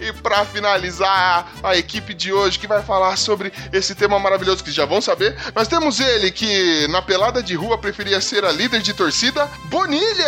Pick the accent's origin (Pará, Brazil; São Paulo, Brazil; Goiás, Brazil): São Paulo, Brazil; a gente é da Zona Leste de São Paulo